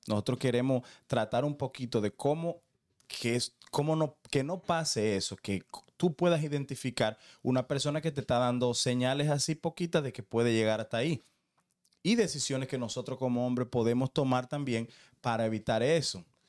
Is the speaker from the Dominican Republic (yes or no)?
yes; Dominican Republic; como dominicano